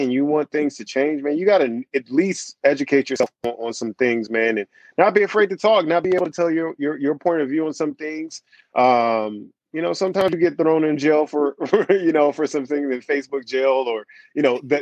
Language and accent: English; Washington, District of Columbia, United States; now in San Diego, United States; I'm originally from Washington, D.C., but I've been here in San Diego since the year 2000